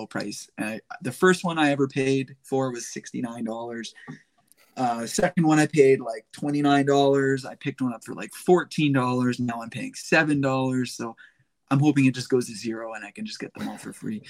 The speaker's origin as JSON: {"language": "English", "country": "Canada", "said": "I'm Canadian"}